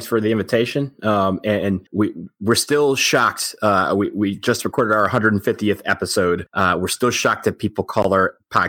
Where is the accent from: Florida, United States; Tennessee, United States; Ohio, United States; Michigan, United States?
Michigan, United States; Detroit; I grew up in outside Detroit, Michigan. I'm not one of those lifelong Duke fans. I grew up a Michigan fan in my youth.